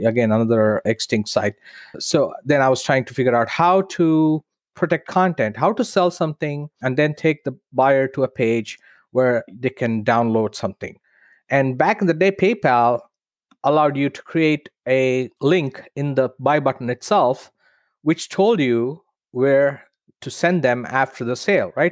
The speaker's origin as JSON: {"language": "English", "country": "India", "tie": "born or raised there", "moved": "as an adult", "said": "in India, in my hometown"}